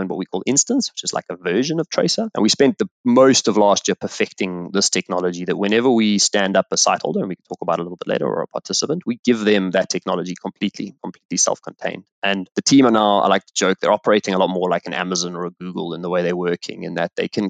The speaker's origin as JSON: {"language": "English", "country": "South Africa", "tie": "born or raised there", "also_born_or_lived": "Botswana", "said": "I grew up in South Africa"}